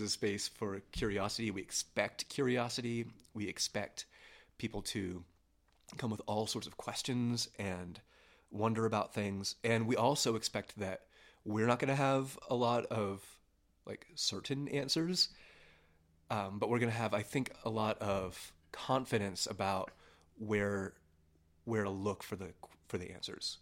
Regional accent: near Pittsburgh, Pennsylvania, United States; now in Denver, United States; I was born near Pittsburgh, Pennsylvania

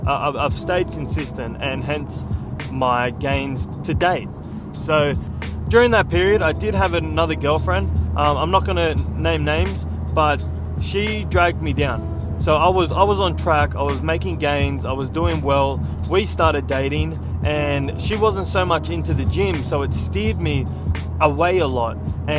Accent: California, United States; Myself, I grew up on the Central Coast, and not many people get real famous out of the Central Coast.

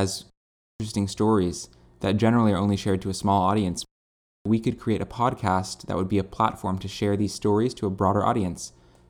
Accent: Cambridge, Massachusetts, United States; now in Western Massachusetts, United States; I'm a college student in Western Mass, and I grew up in Cambridge.

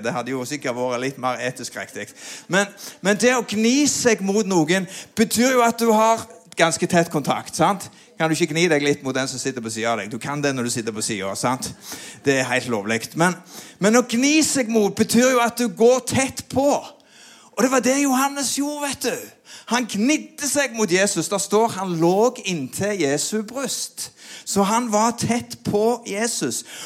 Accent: Sandnes, Rogaland, Norway; vokste jo opp på Gandal

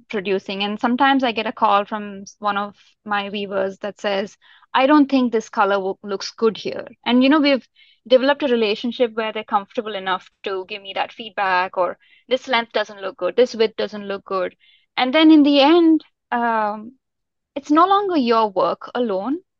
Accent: India; also born or lived in Europe; now in Bay Area, United States; I grew up in India, in a very small town

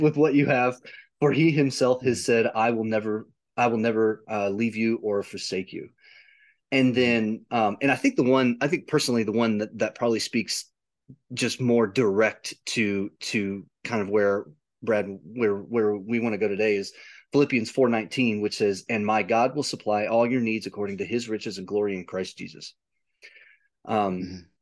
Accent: United States; I'm an I'm an American

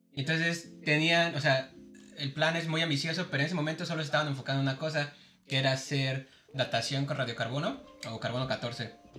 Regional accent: Mexico City, Mexico; nací en Ciudad de México

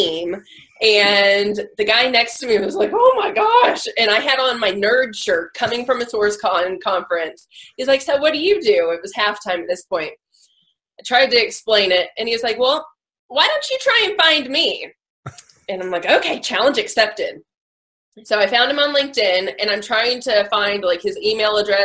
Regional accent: United States; I'm American

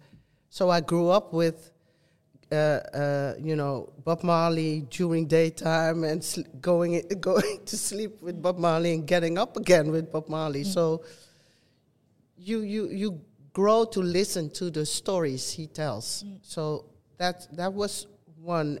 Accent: Netherlands; also born or lived in Suriname; living and growing up in the Netherlands

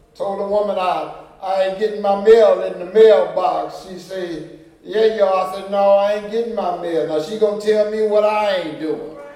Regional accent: United States; I'm from Third Ward

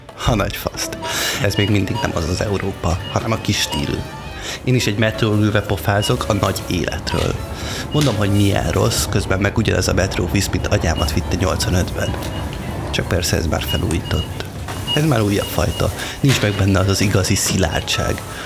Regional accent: Hungary; venger vagyok, mármint, hogy magyar

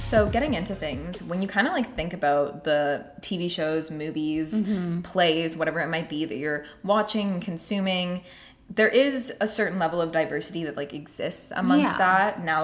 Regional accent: Kerala, India; first language Malayalam; Like my family is Malayali. We're from South India. We speak Malayalam.

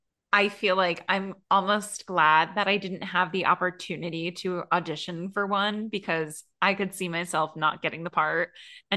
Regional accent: Connecticut, United States; near where I grew up in Connecticut

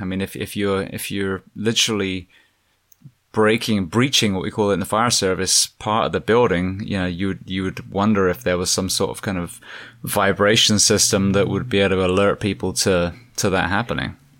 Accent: England, United Kingdom; moved away; growing up in England, we had the I R

